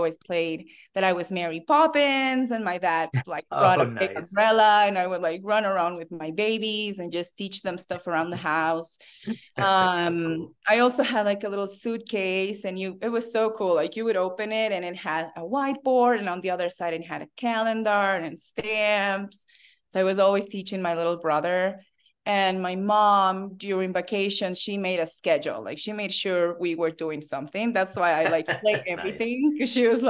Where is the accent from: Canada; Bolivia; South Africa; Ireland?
Bolivia; English is a second language; I have to say I was very fortunate because when I was in fourth grade, I was invited to attend this school